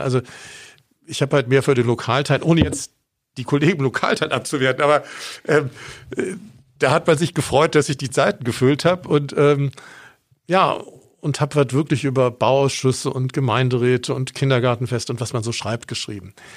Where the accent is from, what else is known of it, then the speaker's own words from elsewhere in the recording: Bonn, North Rhine-Westphalia, Germany; moved away as an adult; also born or lived in Augsburg; ich bin in Bonn aufgewachsen